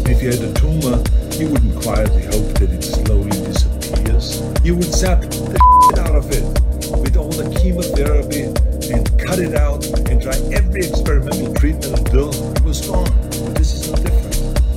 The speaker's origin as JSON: {"language": "English", "country": "Austria", "tie": "born or raised there", "said": "I was born in Austria in 1947, shortly after the Second World War, and growing up, I was surrounded by broken men"}